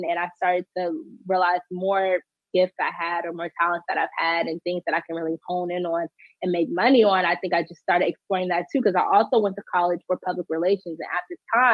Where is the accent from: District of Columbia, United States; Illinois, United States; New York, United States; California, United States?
District of Columbia, United States; Washington; I am from Washington, D.C. I was born and raised here in Southeast D.C.